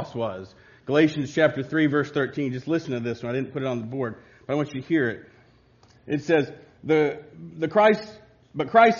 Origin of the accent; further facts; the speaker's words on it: Covington, United States; growing up in Covington